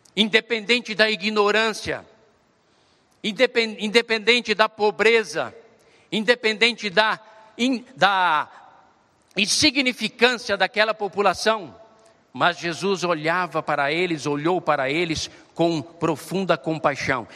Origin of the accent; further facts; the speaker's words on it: Brazil; nós hoje, como brasileiros e brasileiras